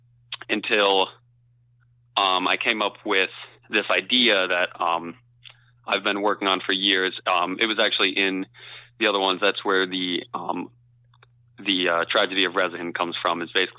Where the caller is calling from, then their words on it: Kent, Ohio, United States; I'm coming from Kent, Ohio. So just outside of Kent State University.